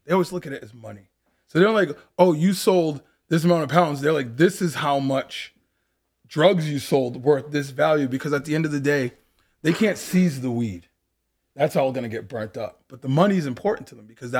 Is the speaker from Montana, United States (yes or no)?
no; Dennis Port, Massachusetts, United States; born or raised there; moved away as an adult; also born or lived in Boston, Massachusetts / Roxbury, Boston / Osterville, Massachusetts; now in California, United States